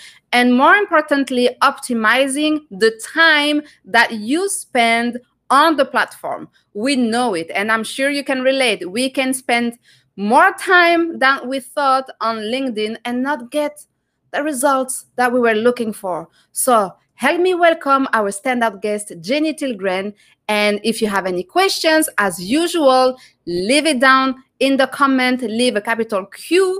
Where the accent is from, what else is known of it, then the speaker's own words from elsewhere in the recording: France; now in Canada; I'm from France too